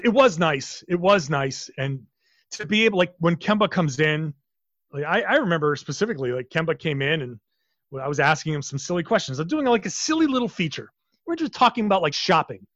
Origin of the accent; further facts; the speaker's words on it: Rhode Island, United States; I grew up in Rhode Island, so I grew up a Celtics fan